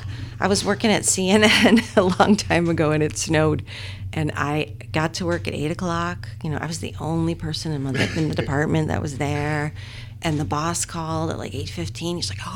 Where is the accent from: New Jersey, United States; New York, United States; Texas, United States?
New York, United States; Buffalo; moved away; I am originally from Buffalo, New York.